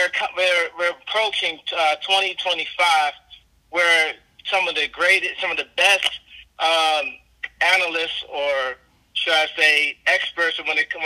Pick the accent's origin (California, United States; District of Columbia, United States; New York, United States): District of Columbia, United States; Washington; also born or lived in San Diego; now in Los Angeles, United States; I'm from Washington, D.C., by way of San Diego, and I do live in Los Angeles right now, currently.